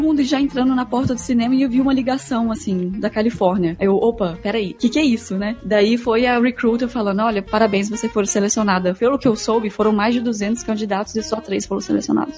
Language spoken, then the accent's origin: Portuguese; Belo Horizonte, Minas Gerais, Brazil; moved away as an adult; also born or lived in Porto Alegre / Germany / United States; vim pra Porto Alegre, que eu sou de, de Belo Horizonte e vim morar aqui em Porto Porto Alegre